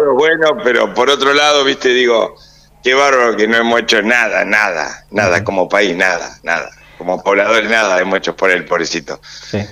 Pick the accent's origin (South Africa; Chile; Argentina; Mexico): Argentina; Como argentino tengo casi 70 años